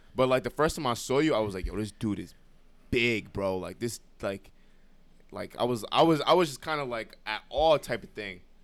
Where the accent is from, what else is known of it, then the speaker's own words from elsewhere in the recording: New York City, New York, United States; also born or lived in Brooklyn; Moved to the Bronx when I was, um, around, like, five, six. So, like, majority of, like, majority of my life I've been the Bronx